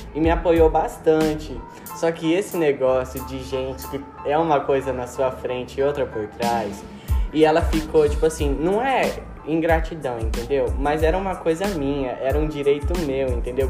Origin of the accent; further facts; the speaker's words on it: Brazil; eu sou brasileiro